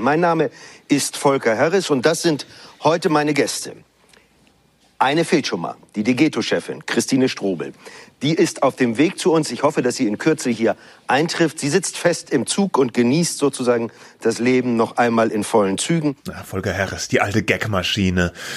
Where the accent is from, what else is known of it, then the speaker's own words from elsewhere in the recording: Baden-Württemberg, Germany; accent: Badisch; ich muss an diesem badischen Dialekt arbeiten